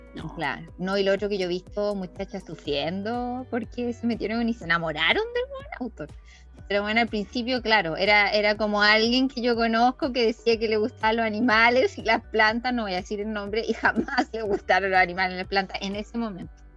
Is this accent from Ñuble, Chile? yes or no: yes; Chillán, Ñuble, Chile; yo estudié en un colegio con cruz. Entonces en ese colegio con Cruz de Chillán